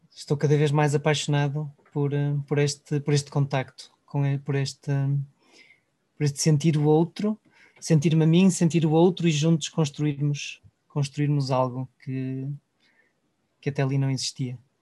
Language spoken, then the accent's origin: Portuguese; Portugal; valorizamos entre nós enquanto portugueses